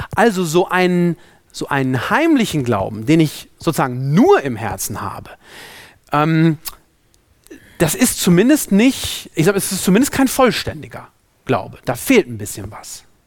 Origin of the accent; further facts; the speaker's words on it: Germany; also born or lived in Africa; hier bei uns in Deutschland